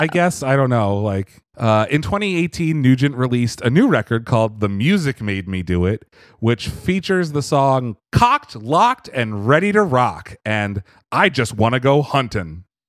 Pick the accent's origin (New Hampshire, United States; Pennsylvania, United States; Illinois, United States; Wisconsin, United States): Pennsylvania, United States; I come from Pennsylvania